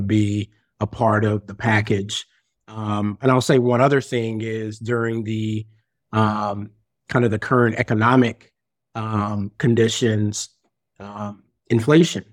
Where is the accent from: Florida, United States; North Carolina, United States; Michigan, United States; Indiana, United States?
North Carolina, United States; Greensboro; moved away; also born or lived in Chicago, Illinois; I'm actually from Greensboro, North Carolina, but I spent my last sixteen years in Chicago.